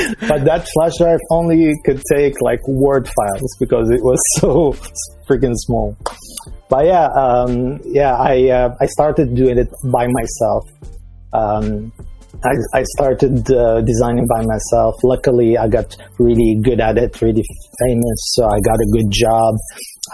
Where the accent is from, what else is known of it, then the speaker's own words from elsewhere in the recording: Damascus, Damascus Governorate, Syria; moved away as an adult; also born or lived in Dubai, United Arab Emirates; now in Amsterdam, Netherlands; I'm a guy from Damascus, Syria. My family is Lebanese, so I have a little bit of Lebanese in me. But I lived in Damascus